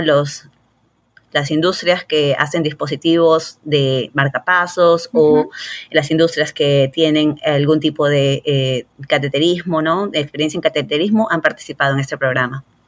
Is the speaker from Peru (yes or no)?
yes; Lima, Peru; moved away as an adult; also born or lived in Rochester, New York / Houston; now in Los Angeles, United States; yo soy peruana, me crié, nací y me crié en Lima